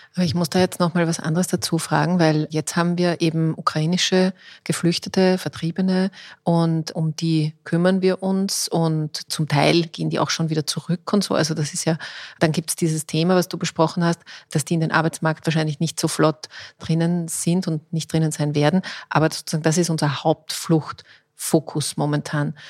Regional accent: Austria; bei uns in Österreich

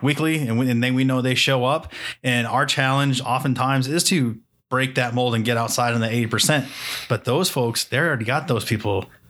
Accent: New Hampshire, United States; I grew up in New Hampshire

